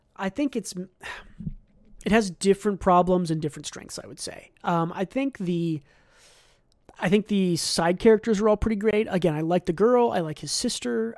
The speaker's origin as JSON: {"language": "English", "country": "United States", "said": "as an American"}